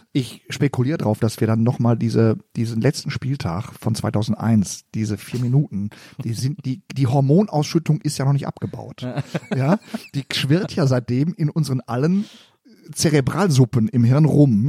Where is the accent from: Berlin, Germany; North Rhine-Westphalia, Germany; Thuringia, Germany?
North Rhine-Westphalia, Germany; Gelsenkirchen; ich komme aus dem Stadtteil gegenüber vom Stadion. Es gibt ja. einen Stadtteil, der heißt Schalke.